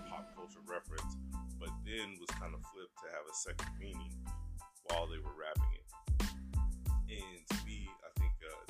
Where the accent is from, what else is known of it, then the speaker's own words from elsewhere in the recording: Germany; The reason why I tell you why I grew up in Germany was because at that time I didn't have radio stations like Hot 97 or Power 105 like we have now.